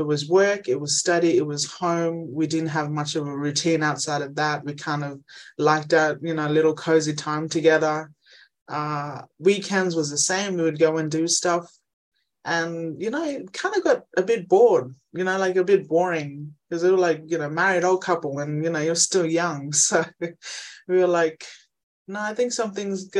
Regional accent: Injinoo, Cape York, Queensland, Australia; moved away; I'm originally from Ingenu in Cape York, small Aboriginal community

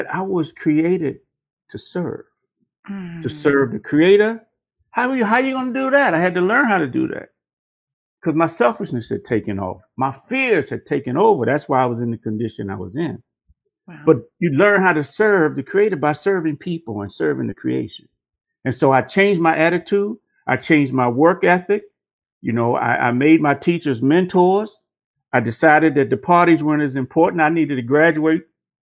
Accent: Washington, District of Columbia, United States; I was born in Washington, D.C., nation's capital

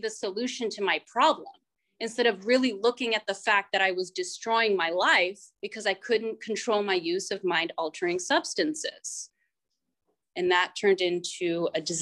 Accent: Northern California, United States; I'm from Northern California, and I actually grew up in a small town

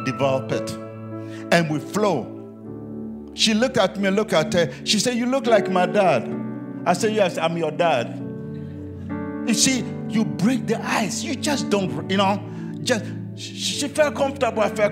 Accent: Ghana; I'm from Ghana, West Africa

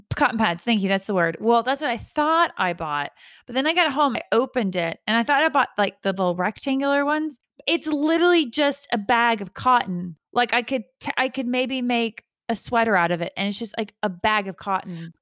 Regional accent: Georgia, United States; I'm from, I'm from Georgia

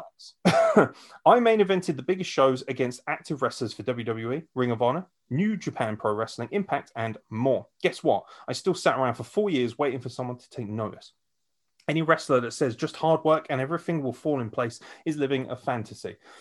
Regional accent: United Kingdom; as a British fan

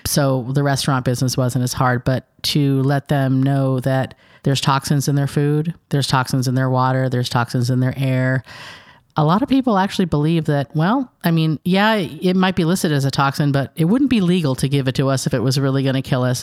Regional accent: San Diego, California, United States; moved away as an adult; also born or lived in Fentress County, Tennessee; now in Cookeville, United States; We're originally from San Diego

